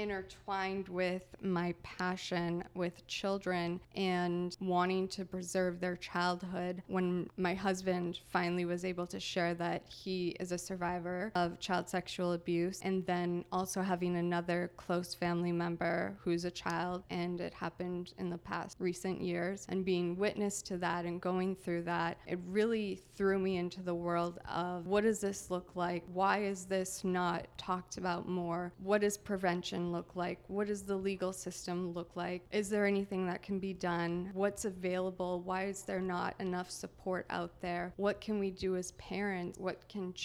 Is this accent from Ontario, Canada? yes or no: yes; Kakabeka Falls, Ontario, Canada; moved away; I'm originally from Canada. It's called Thunder Bay. I come from the country. The name of the country is Kekabeka Falls